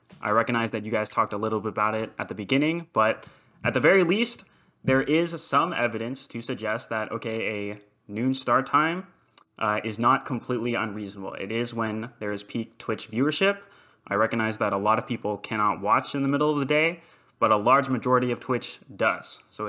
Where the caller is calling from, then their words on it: Fort Worth, Texas, United States; Fort Worth, Texas.